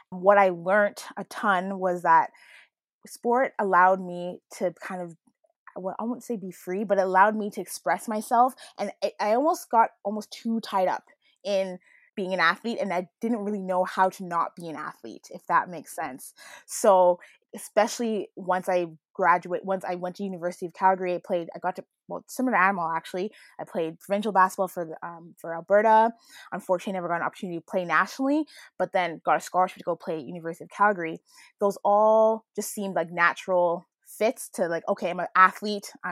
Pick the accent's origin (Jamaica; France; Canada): Jamaica; so culturally, being Jamaican, uh, there's a big culture of around sport